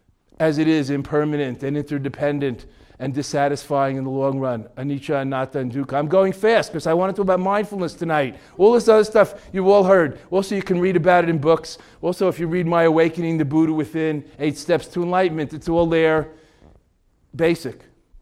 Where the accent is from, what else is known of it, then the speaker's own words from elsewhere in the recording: Boston, Massachusetts, United States; Ted Williams? I'm from Boston.